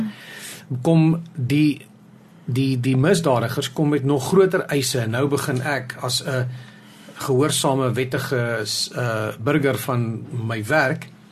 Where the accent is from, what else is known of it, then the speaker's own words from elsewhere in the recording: South Africa; ons as Suid-Afrikaners